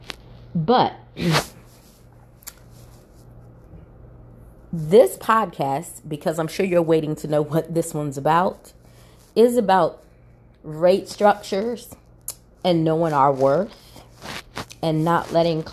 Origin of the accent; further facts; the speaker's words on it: Salisbury, Maryland, United States; moved away as an adult; also born or lived in Baltimore, Maryland; now in Northeast Georgia, United States; the city of Salisbury, Maryland, where I was actually born and raised, and then I moved to Baltimore